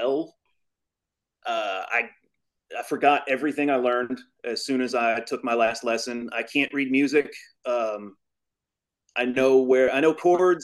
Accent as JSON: {"language": "English", "town": "Louisville", "region": "Kentucky", "country": "United States", "said": "I'm from Louisville, Kentucky."}